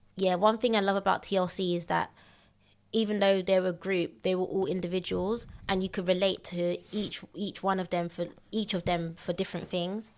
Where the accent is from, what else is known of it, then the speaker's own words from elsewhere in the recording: London, United Kingdom; also born or lived in Elephant and Castle, London / Bexleyheath; I grew up mostly in Thames Mead